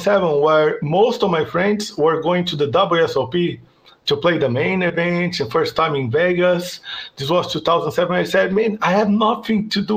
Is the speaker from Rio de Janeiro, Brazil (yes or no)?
no; São Paulo, Brazil; my hometown, São Paulo.